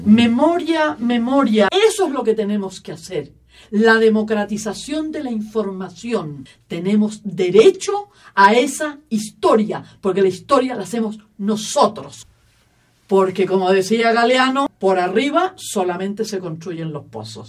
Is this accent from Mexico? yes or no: no; Chile; soy chilena